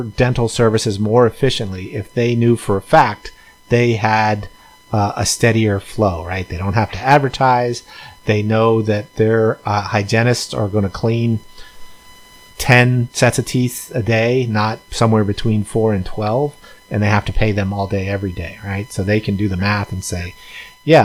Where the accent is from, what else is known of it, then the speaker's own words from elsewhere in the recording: United States; if you and I grew up in the United States